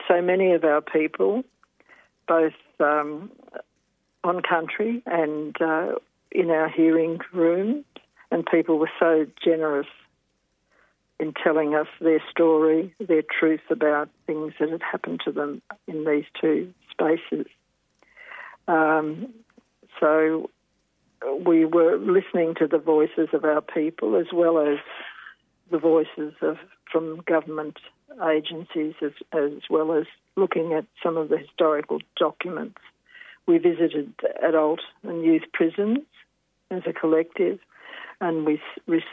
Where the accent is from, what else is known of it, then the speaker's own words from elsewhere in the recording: Swan Hill, Victoria, Australia; also born or lived in Hamilton, Victoria / Mildura, Victoria; I was born in Hamilton myself, but went at probably 2 or 3 years of age to Swan Hill, back to my mother's people. And so grew up there for a time before we went to Mildura.